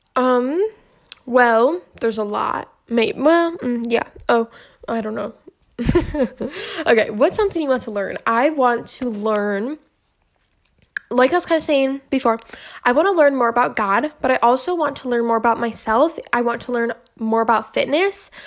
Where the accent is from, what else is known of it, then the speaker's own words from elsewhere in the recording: Michigan, United States; my hometown in Michigan